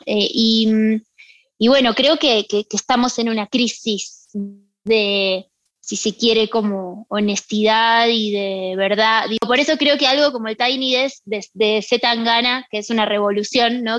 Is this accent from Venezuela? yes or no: no; Argentina; moved away